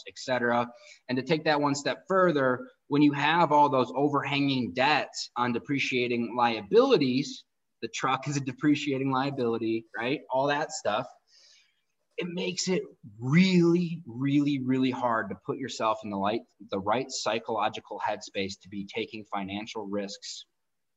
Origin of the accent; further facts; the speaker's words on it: outside of Detroit, Michigan, United States; where I grew up in outside of Detroit, all you did was go to school for 4 years and go work for GM or Ford